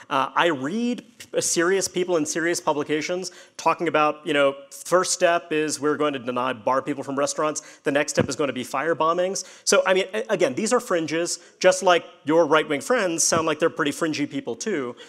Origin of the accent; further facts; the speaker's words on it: New York City, New York, United States; So I'm from uh, New York. Uh, I, born and raised in Brooklyn